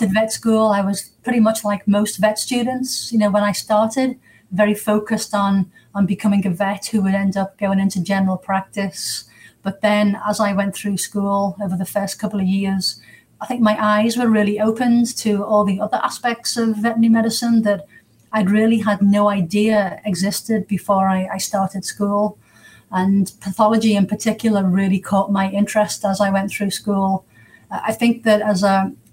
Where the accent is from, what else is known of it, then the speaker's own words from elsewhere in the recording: England, United Kingdom; moved away as an adult; also born or lived in United States; now in Surrey, United Kingdom; I'm English